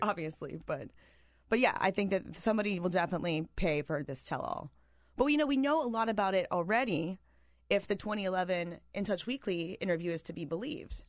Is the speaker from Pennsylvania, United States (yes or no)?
yes; Pennsylvania, United States; moved away; I am from Pennsylvania